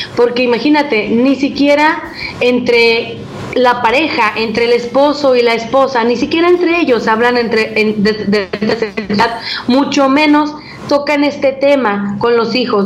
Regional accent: Mexico; como más atlecos o como mexicanos

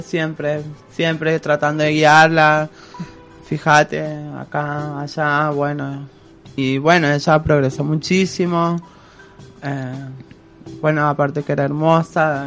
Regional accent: San Juan, Argentina; now in Córdoba, Argentina; soy oriunda de San Juan

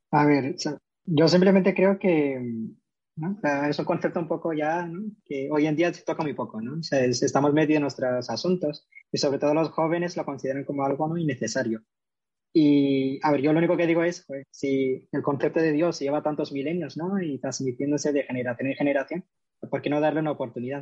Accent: Córdoba, Andalusia, Spain; now in Madrid, Spain; soy cordobés de nacimiento y ahora mismo vivo en Madrid.

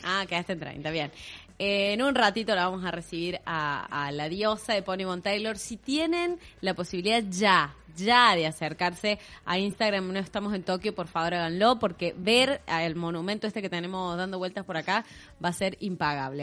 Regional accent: Córdoba, Argentina; accent: tonada cordobesa; nuestra tonada cordobesa

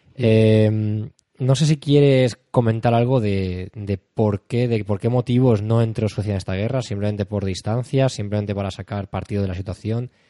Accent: Spain; somos españoles, pero eh, aquí en España

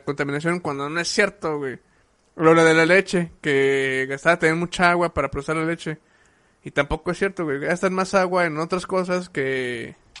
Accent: Mexico; nosotros como, como cultura mexicana

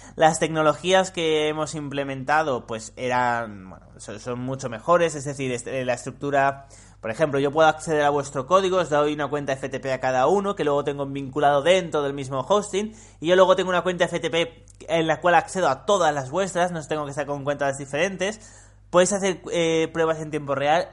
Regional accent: Spain; los españoles hablamos como el puto culo

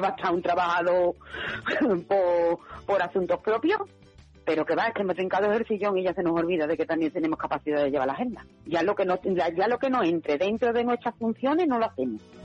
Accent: Spain; also born or lived in Seville; yo como soy española

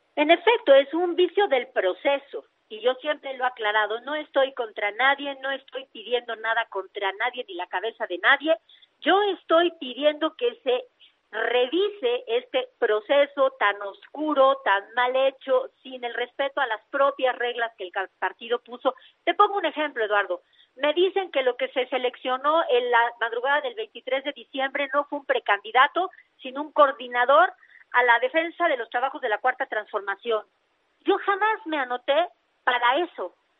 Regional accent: Oaxaca, Mexico; lo mío es Oaxaca

